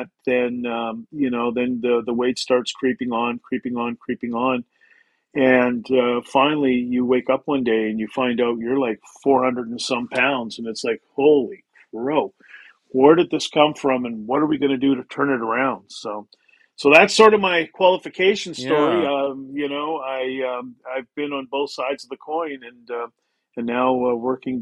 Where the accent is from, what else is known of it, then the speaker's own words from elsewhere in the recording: Canada; being a Canadian, played hockey all the time